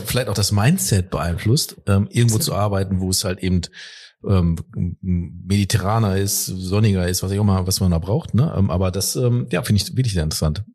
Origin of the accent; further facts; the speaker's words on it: Ruhr area, North Rhine-Westphalia, Germany; ich komme aus dem Ruhrgebiet